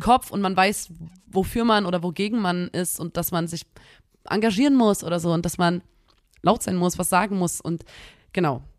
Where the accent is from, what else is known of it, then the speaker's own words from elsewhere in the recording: Chemnitz, Saxony, Germany; wir kommen aus Chemnitz